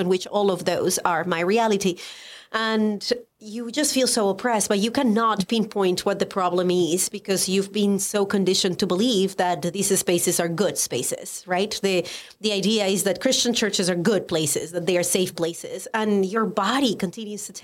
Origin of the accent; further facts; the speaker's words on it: Colombia; English is a second language; moved away as an adult; now in United States; I am Colombian. I was born and raised in Colombia. I moved to the United States